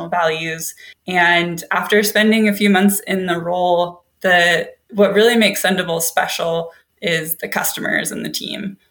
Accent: Seattle, Washington, United States; also born or lived in Sydney, Australia; I am from Seattle, Washington. I grew up in a small town outside of the city, but I was born at home, actually.

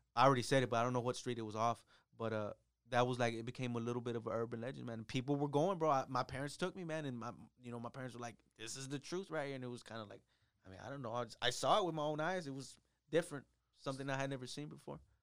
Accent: Mission, Texas, United States; I grew up over in Mission

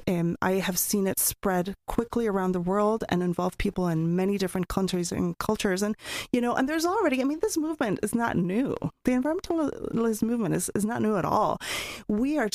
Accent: Mexico City, Mexico; moved away as an adult; also born or lived in Oregon, United States; now in United States; I'm from Mexico, and I grew up in Mexico City

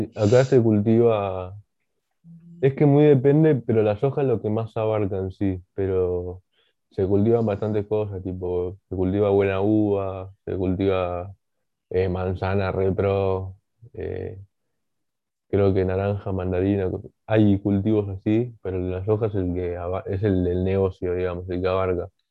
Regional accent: Bolivia; yo siendo boliviano, que me gusta la comida boliviana

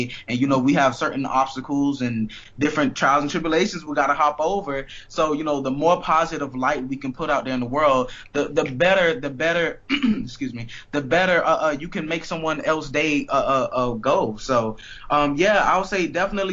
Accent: Miami, Florida, United States; I am from Miami

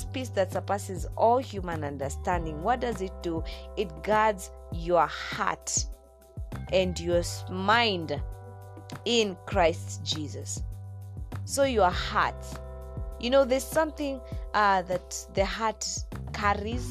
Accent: Nakuru, Nakuru County, Kenya; my home place, that's Nakuru City, Nakuru Town, Nakuru County

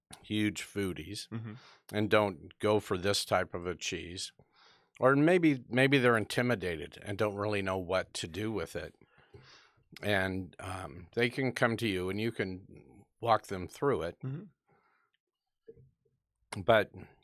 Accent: United States; being an American

